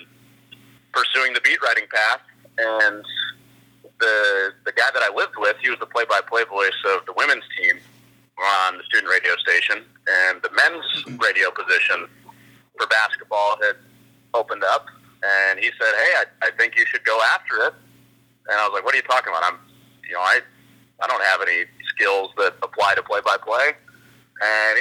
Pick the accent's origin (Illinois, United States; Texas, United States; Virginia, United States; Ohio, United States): Illinois, United States; Chicago; I grew up in Chicago reading the Chicago Tribune every day